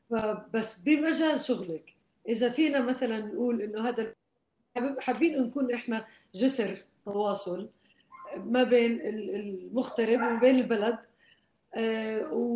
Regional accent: Jordan; now in Lebanon; لنا كلنا كاردنيين برا الاردن

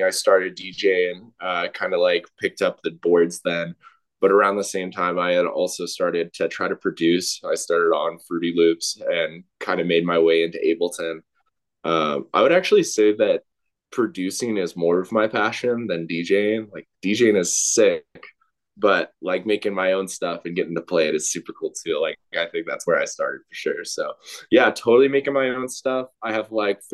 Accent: Colorado, United States; a Colorado native

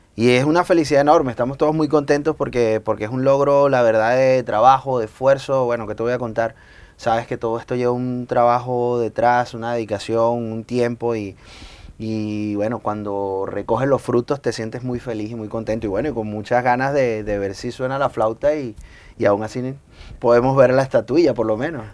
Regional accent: Maracay, Aragua, Venezuela; now in Valencia, Spain; Yo soy de Maracay

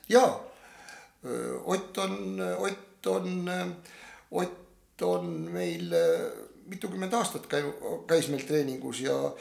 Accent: Tapa, Lääne-Viru County, Estonia; moved away as an adult; also born or lived in Tallinn; ma olen sündinud Nõukogude Liidus, nagu Kaisa ütles ja äh, Ageri külas metsade vahel lõpetanud, äh, lõpetanud äh, rida koole. Nende hulgas ka Tapa esimese keskkooli

